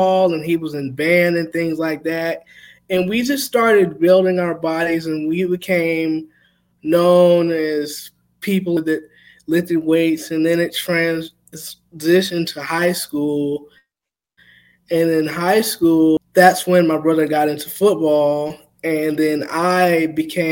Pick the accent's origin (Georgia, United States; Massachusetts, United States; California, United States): Georgia, United States; Thomaston; Growing up in Georgia